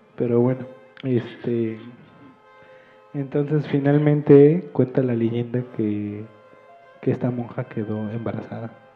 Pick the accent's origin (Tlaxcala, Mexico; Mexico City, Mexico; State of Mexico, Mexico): Mexico City, Mexico; born or raised there